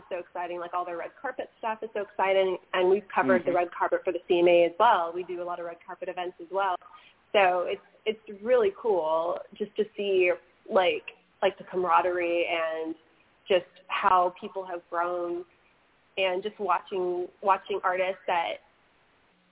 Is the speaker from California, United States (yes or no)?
yes; California, United States; I'm from California